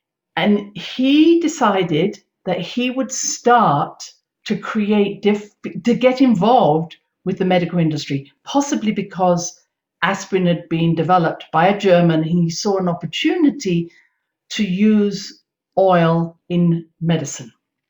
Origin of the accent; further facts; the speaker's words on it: United Kingdom; now in United States; But because I came from Britain and we had so much complementary medicine available, I hadn't known about what had happened here in America.